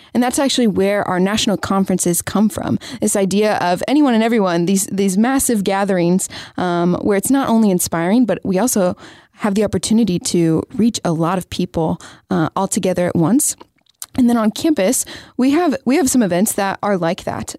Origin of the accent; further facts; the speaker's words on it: Lenexa, Kansas, United States; moved away as an adult; also born or lived in Atchison, Kansas; now in Texas, United States; I'm from Kansas, so a little suburb of Kansas City called Lenexa.